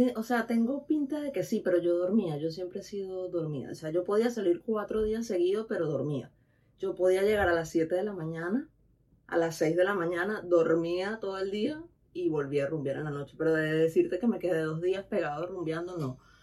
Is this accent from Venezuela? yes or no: yes; Venezuela; moved away as an adult; also born or lived in Tenerife / Dominican Republic; now in Spain; yo vengo de Venezuela, donde está calor, donde estaba todo el tiempo en playa